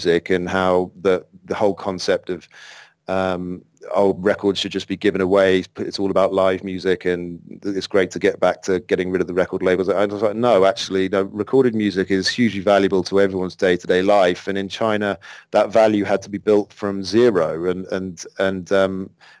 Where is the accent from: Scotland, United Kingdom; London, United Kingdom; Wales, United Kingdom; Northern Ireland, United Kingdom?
London, United Kingdom; moved away as an adult; I'm from London originally